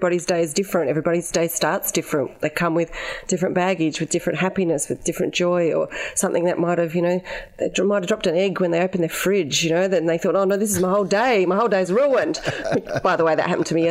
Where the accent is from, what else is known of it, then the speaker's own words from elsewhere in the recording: Adelaide, South Australia, Australia; moved away as an adult; also born or lived in Ceduna, South Australia; now in Melbourne, Australia; my early childhood was growing up in Ceduna, and then we moved to Adelaide because Dad went to university and was a police officer. And so we moved to Adelaide, and I grew up in Largs Bay, right on the beach